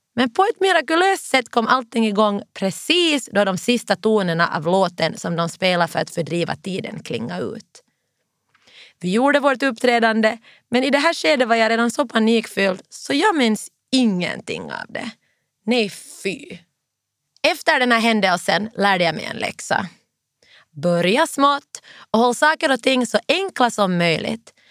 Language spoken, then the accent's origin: Swedish; Finland; now in London, United Kingdom; hemma i Finland